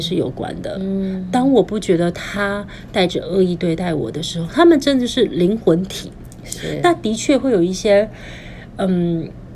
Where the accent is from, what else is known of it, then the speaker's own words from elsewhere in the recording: Taiwan; 我们在台湾出生